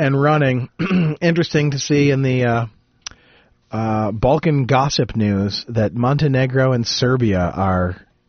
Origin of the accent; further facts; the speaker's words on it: Jackson, Michigan, United States; growing up in Jackson